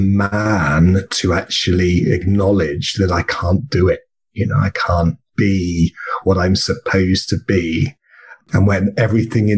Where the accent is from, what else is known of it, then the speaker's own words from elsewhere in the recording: England, United Kingdom; now in Australia; I come from England, and we're both in Australia